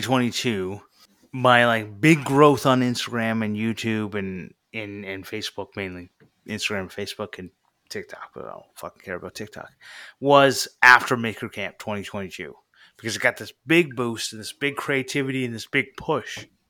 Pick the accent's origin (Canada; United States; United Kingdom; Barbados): Canada; I'm from Canada.